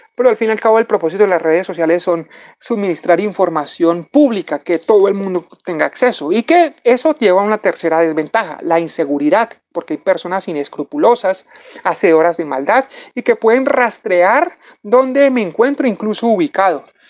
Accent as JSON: {"language": "Spanish", "country": "Colombia", "said": "nosotros como latinos y como colombianos"}